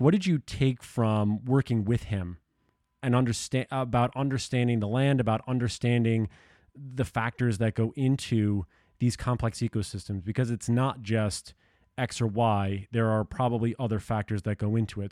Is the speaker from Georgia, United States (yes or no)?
no; New York and Long Island, United States; moved away; I grew up in New York and Long Island